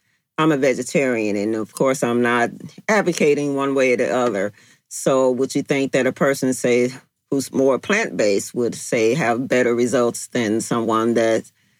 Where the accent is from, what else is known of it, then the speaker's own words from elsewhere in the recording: Chicago, Illinois, United States; you said you're originally from New York and I'm originally from Chicago.